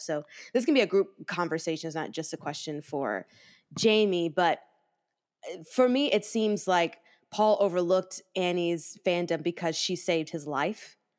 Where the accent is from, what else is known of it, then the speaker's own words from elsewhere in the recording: the South, United States; I'm from the South